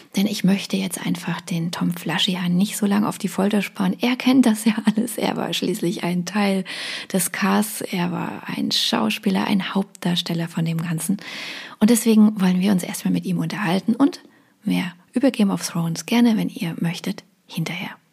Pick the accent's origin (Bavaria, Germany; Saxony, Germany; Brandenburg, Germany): Saxony, Germany; Dresden; ich bin Dresdnerin